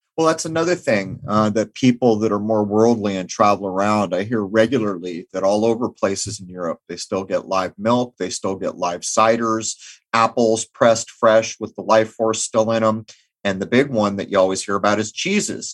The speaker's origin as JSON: {"language": "English", "region": "Southern California", "country": "United States", "tie": "born or raised there", "moved": "yes", "lives_now": "Rhode Island, United States", "said": "I grew up in Southern California"}